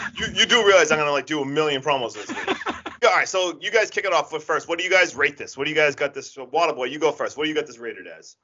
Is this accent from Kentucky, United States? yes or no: no; Massachusetts, United States; I'm from Massachusetts